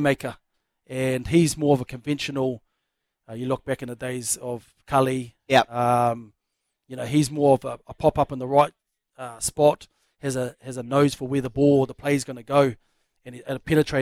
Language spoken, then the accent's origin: English; New Zealand; I'm from New Zealand